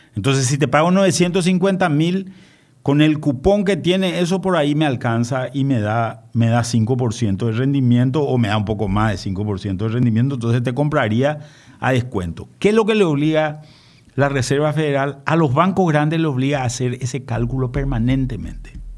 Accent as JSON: {"language": "Spanish", "country": "Paraguay", "said": "nosotros como paraguayo"}